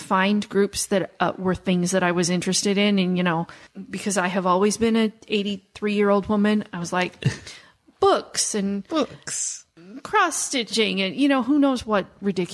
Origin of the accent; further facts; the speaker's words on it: Midwest, United States; I grew up in the Midwest